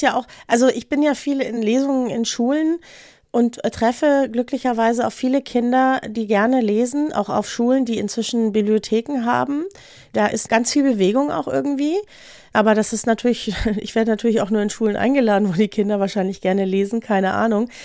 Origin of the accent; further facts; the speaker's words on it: Franconia, Bavaria, Germany; now in Munich, Germany; Ich bin ja in Franken geboren